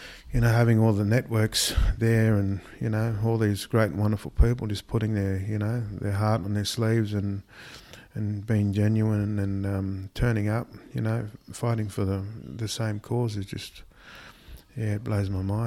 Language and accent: English; Mogo, New South Wales, Australia; also born or lived in Batemans Bay; I grew up in Mogo, and yeah, I'm based in Bedalla at the moment